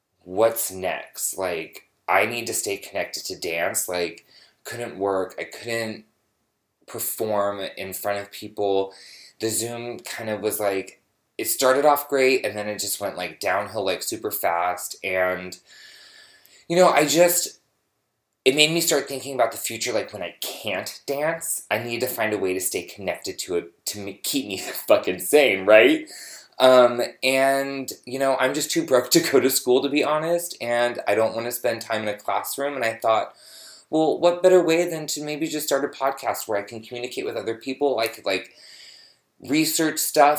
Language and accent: English; San Francisco, California, United States; moved away as an adult; also born or lived in Los Angeles; I am from San Francisco, born and raised